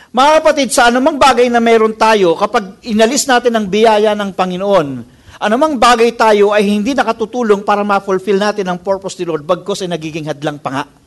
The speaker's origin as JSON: {"language": "Tagalog", "country": "Philippines", "said": "as a Filipino people"}